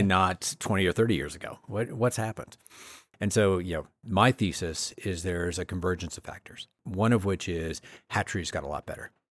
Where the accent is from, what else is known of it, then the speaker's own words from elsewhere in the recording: Maine, United States; when I was growing up in Maine, there were maybe three or four farms.